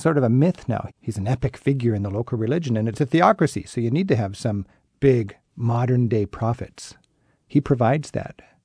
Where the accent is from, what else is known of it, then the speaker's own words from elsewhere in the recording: United States; And I'd say, America